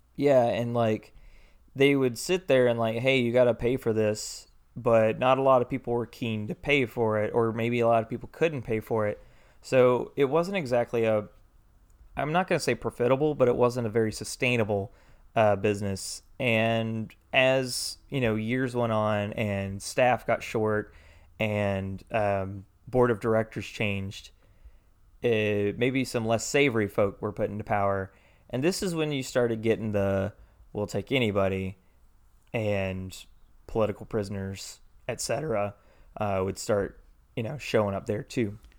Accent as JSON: {"language": "English", "town": "Milledgeville", "region": "Georgia", "country": "United States", "said": "I'm from Milledgeville"}